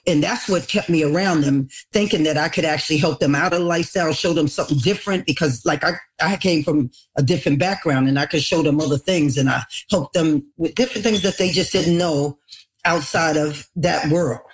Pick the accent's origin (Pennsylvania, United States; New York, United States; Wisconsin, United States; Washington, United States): New York, United States; New York City; also born or lived in Long Island; growing up in the Bronx